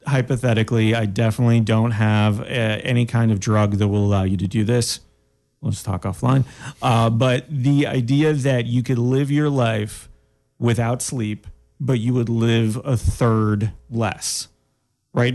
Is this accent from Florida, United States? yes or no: yes; Daytona Beach, Florida, United States; moved away; I grew up in Daytona Beach